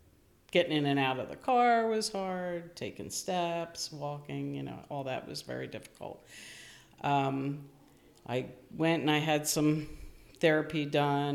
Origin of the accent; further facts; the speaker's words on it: Westchester, New York, United States; I'm from Westchester